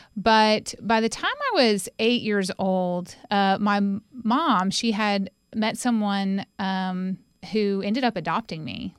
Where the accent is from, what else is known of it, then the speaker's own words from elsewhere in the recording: Winston-Salem, North Carolina, United States; also born or lived in Johnson City, Tennessee; now in Knoxville, United States; I was born in Johnson City, Tennessee, but when I was about three months old, we moved to Winston-Salem. So I call Winston-Salem, North Carolina, my home